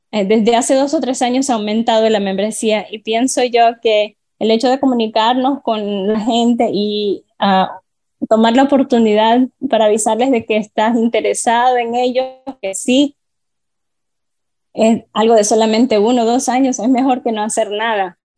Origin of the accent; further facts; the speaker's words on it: Honduras; now in Miami, United States; originalmente soy de Honduras, soy ciudadano orgulloso, de hecho, he estado aquí viviendo por los últimos 18 años en Miami